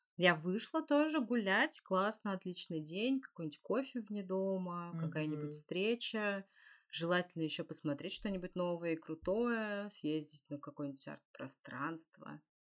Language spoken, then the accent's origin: Russian; Russia; я из России